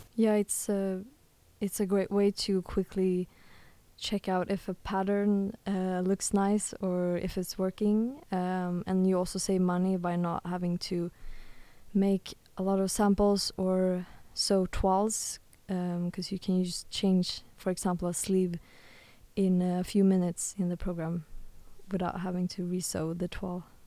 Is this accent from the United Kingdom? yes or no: no; Stockholm, Stockholm County, Sweden; now in The Hague, Netherlands; I come from Sweden or Stockholm, Sweden, and um, my mom was actually offered a job in The Hague